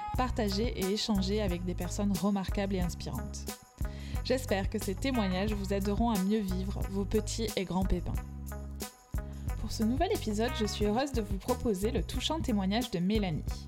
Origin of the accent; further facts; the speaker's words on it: France; accent: accent chantant (sing-song accent); mon accent chantant